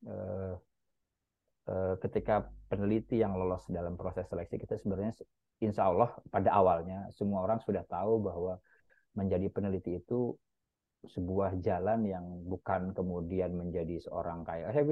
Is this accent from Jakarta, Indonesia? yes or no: yes; Jakarta, Indonesia; first language Betawi; saya ini ethnically Jawa, tapi bahasa pertama saya adalah bahasa Betawi karena memang saya besar lahir e, di Jakarta Selatan, Pasar Minggu itu sampai TK bahkan SD sempat pertama kali di Pasar Minggu